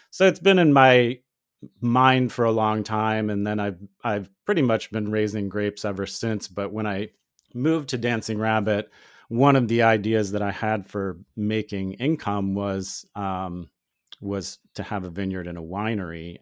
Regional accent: Ohio, United States; now in Missouri, United States; where I grew up in Ohio

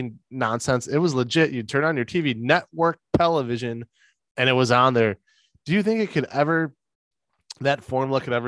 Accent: United States; We're American

